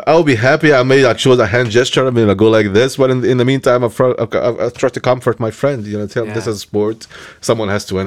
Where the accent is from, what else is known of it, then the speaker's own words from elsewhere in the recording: Egypt; moved away; I was born in Egypt